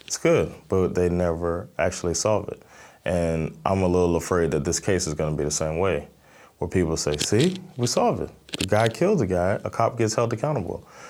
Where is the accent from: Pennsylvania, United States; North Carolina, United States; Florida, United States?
Florida, United States; Miami; now in Stockholm, Sweden; I'm originally from Miami, Florida. I live in Stockholm, Sweden.